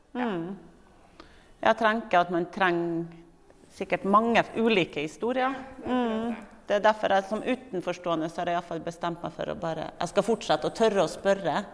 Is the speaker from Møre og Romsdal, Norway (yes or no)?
yes; Kristiansund, Møre og Romsdal, Norway; Jeg kommer jo fra Kristiansund.